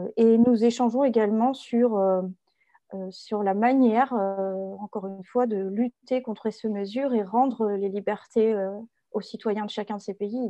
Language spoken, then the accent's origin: French; France; en tant que Français